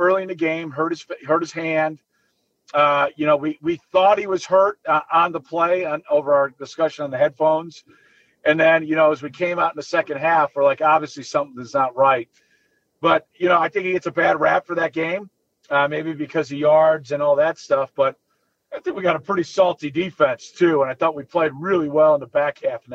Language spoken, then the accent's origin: English; Orland Park, Illinois, United States; I'm from Orland.